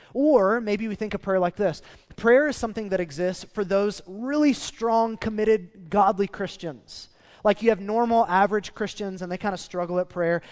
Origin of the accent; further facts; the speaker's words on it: Oklahoma, United States; we're from Oklahoma and we're in the Bible Belt